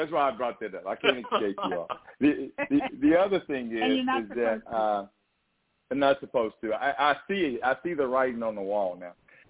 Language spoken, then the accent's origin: English; Texas, United States; The only thing they know is that I'm a Texan